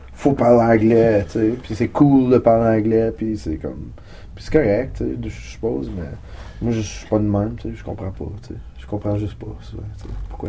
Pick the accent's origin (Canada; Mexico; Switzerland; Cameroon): Canada; L'Orignal, Ontario; now in Ottawa, Canada; je viens de l'Orignal.